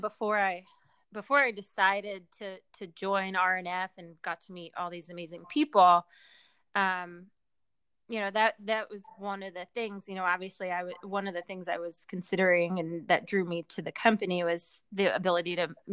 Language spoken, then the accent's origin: English; near Philadelphia, Pennsylvania, United States; moved away as an adult; now in Baltimore, United States; I grew up near Philadelphia, but I moved here about 20 years ago